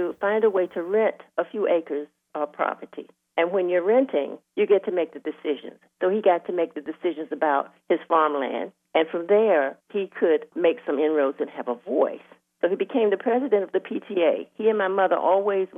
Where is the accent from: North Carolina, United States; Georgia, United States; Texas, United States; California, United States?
North Carolina, United States; Northampton County; moved away as an adult; now in Durham, United States; I grew up in Northampton County, North Carolina